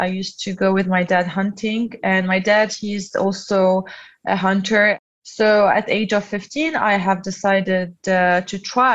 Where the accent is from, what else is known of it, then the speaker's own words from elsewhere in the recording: Lebanon; I'm from Lebanon